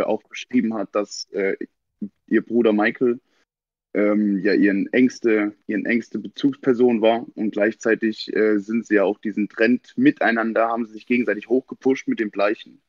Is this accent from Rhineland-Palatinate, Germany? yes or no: yes; Kandel, Rhineland-Palatinate, Germany; ich bin aus Kandel